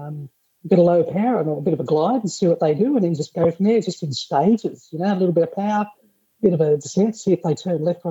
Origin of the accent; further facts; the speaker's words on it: Sydney, New South Wales, Australia; I grew up in Sydney